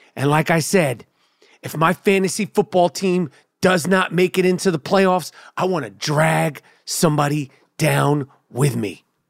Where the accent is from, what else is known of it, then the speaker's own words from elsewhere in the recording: New York City, New York, United States; born and bred in Nueva York, New York City, New York Hospital